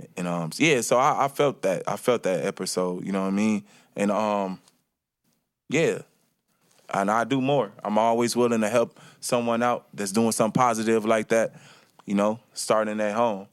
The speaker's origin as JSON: {"language": "English", "town": "Chicago", "region": "Illinois", "country": "United States", "tie": "born or raised there", "also_born_or_lived": "Milwaukee, Wisconsin", "moved": "yes", "said": "I was born from Milwaukee, Wisconsin, in Milwaukee, Wisconsin, and I was raised in Chicago"}